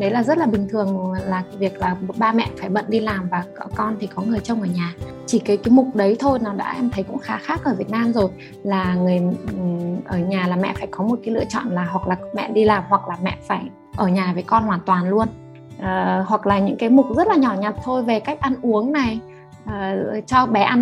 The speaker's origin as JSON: {"language": "Vietnamese", "country": "Ukraine", "tie": "born or raised there", "second_language": "Vietnamese", "moved": "yes", "lives_now": "Hanoi, Vietnam", "said": "và sinh ra và lớn lên ở Ukraine. Hiện đang sống ở Hà Nội cùng với uh, ba mẹ chồng"}